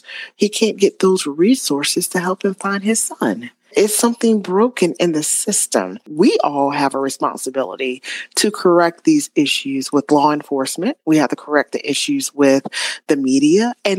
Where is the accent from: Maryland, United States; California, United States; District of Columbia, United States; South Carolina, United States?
South Carolina, United States; Spartanburg; born or raised there